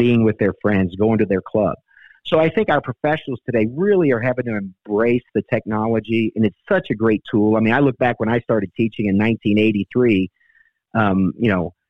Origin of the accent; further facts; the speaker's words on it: New Orleans, Louisiana, United States; I grew up in New Orleans, and you know, cooking and eating in New Orleans is a way of life.